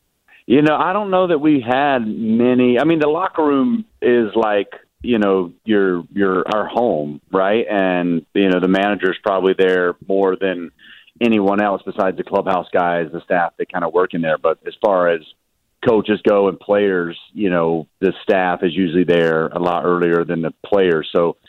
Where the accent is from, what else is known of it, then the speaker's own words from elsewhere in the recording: the South, United States; My dad, we're from the South. I don't think we wear too many robes down there